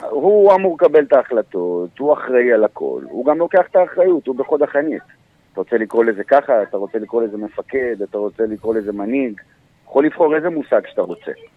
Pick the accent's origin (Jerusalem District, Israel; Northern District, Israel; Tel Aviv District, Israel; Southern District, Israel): Southern District, Israel; Ashdod; moved away as an adult; now in Kiryat Haim, Israel; אני גדלתי באשדוד, עד גיל עשרים ואחת